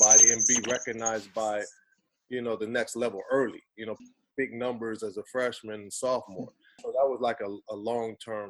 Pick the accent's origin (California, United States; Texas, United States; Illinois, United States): California, United States; Pasadena; moved away as an adult; Stacey Augman and I grew up together in Pasadena